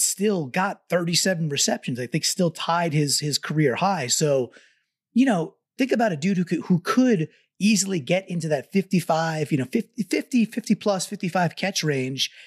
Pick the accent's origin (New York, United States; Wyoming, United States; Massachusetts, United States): New York, United States; Long Island; I grew up on Long Island, not too far away from Belmont, Belmont Park